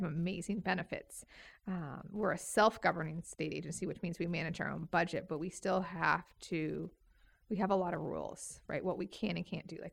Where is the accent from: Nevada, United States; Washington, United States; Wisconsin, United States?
Washington, United States; Woodinville; moved away as an adult; also born or lived in Seattle; now in Idaho, United States; I grew up in Woodinville, Monroe area